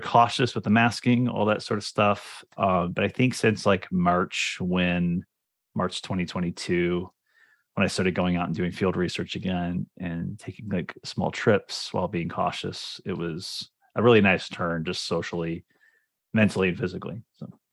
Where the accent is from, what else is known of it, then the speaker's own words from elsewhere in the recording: Cincinnati, Ohio, United States; moved away as an adult; now in Toronto, Canada; I'm from, uh, Cincinnati, Ohio, actually. So I um, did all of my schooling there from basically, you know, kindergarten to P H D